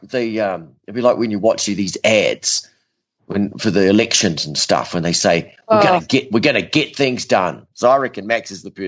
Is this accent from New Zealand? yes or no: yes; New Zealand; now in Ocala, United States; it was my hometown event, or home event in New Zealand